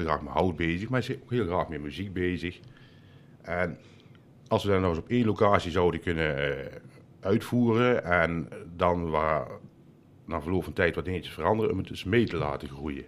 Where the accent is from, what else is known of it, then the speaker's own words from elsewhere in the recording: Land van Ravenstein, North Brabant, Netherlands; also born or lived in Uden; now in Mill, Netherlands; ik kom eh, oorspronkelijk eigenlijk uit het land van Ravenstein.